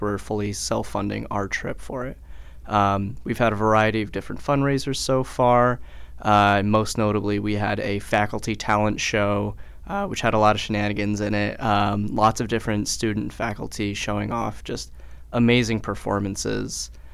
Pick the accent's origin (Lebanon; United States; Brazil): United States; Colchester, Connecticut; originally I'm from Colchester, Connecticut